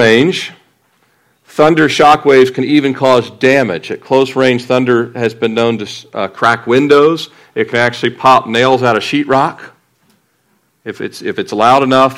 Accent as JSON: {"language": "English", "town": "Annapolis", "region": "Maryland", "country": "United States", "tie": "born or raised there", "also_born_or_lived": "Fort Lauderdale", "moved": "yes", "said": "I grew up in Annapolis"}